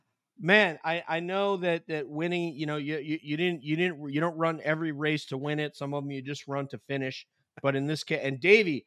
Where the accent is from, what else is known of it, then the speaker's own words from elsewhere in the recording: New York, United States; now in United Kingdom; my friends from hometown in New York